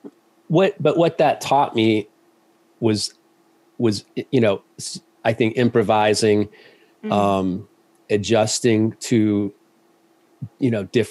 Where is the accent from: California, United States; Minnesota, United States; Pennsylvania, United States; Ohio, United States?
Ohio, United States; also born or lived in Georgia; I grew up mostly in Ohio and a little bit in Georgia.